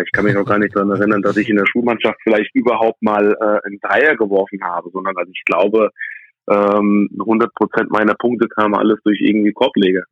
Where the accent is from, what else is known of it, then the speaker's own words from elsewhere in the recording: Aschaffenburg, Bavaria, Germany; also born or lived in United States; ich bin in Amerika geboren, kam nach einigen Jahren nach Deutschland, äh, bin in Deutschland aufgewachsen